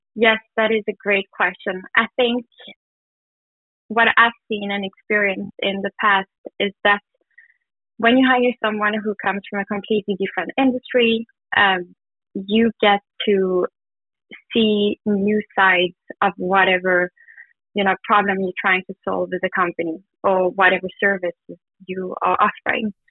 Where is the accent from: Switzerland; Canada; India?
Switzerland; moved away as an adult; also born or lived in South Africa; I'm originally from Switzerland